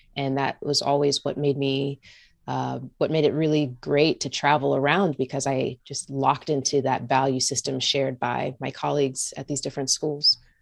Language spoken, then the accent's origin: English; Lawrenceville, Georgia, United States; moved away as an adult; also born or lived in Indiana; I grew up in Georgia. I'm from the South.